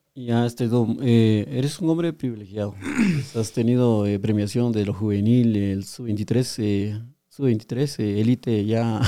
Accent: Guatemala; nosotros somos guatemaltecos

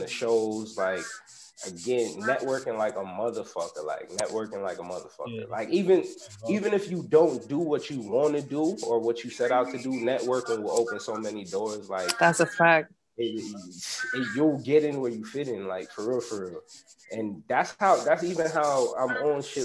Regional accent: New York City, New York, United States; I'm from Uptown Bronx, born raised

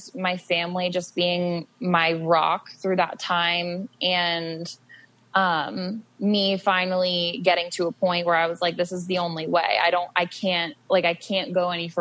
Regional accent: Ohio, United States; also born or lived in Arizona; I'm originally from Ohio. I live in Ohio now.

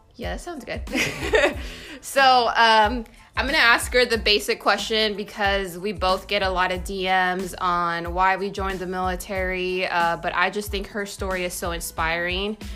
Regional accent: California, United States; I come from California

